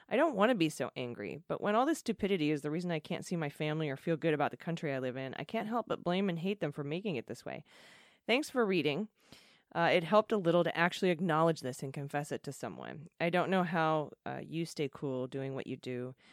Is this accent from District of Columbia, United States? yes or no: yes; Washington, District of Columbia, United States; which got me marching in D.C., my hometown and a local city